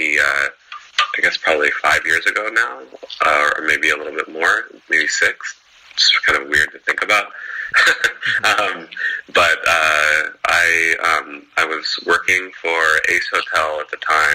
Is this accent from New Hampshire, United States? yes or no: no; Portland, Oregon, United States; also born or lived in Eugene, Oregon; now in Los Angeles, United States; Growing up in Portland, Oregon, and going to school in Eugene